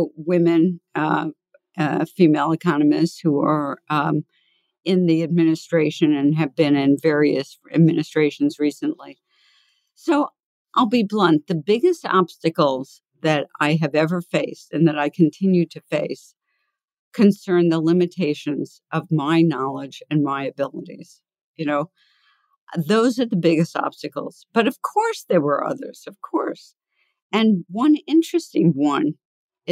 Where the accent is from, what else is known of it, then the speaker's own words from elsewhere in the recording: New York City, New York, United States; I grew up in the Bronx, and I grew up in an area that I wanted to escape from the time I was little